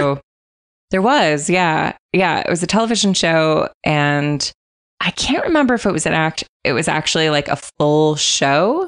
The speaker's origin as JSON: {"language": "English", "country": "United States", "said": "I'm American"}